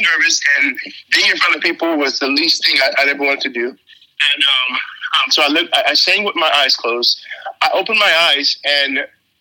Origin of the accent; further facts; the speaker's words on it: Trinidad & Tobago; now in Texas, United States; I'm from Trinidad, which is an island